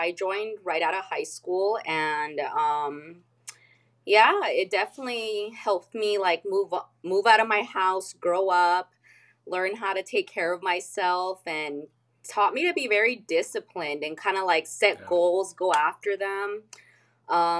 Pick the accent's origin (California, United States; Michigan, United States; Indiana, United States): California, United States; El Cajon; I'm from San Diego, California. Not from the touristy part. I'm from like East County, El Cajon, California